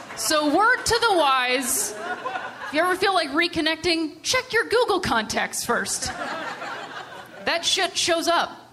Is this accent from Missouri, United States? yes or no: no; Ohio, United States; also born or lived in Chicago; now in Los Angeles, United States; I'm originally from Ohio